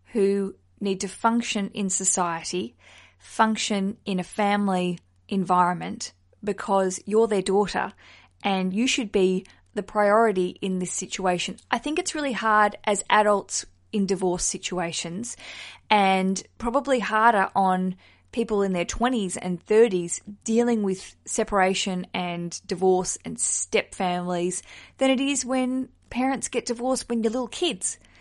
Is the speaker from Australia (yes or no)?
yes; Australia; now in London, United Kingdom; I'm an Australian who lives in London under the Heathrow Airport flight path